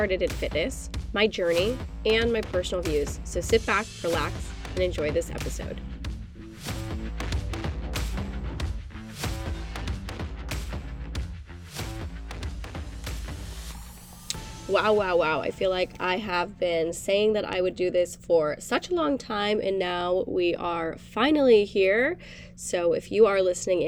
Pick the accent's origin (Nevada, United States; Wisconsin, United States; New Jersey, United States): Nevada, United States; Reno; now in Austin, United States; I am originally from Reno, Nevada, currently living in Austin, Texas.